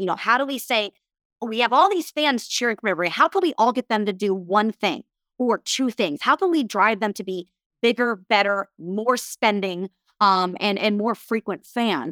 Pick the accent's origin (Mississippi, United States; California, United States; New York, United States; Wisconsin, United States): California, United States; Southern; I grew up in Southern California.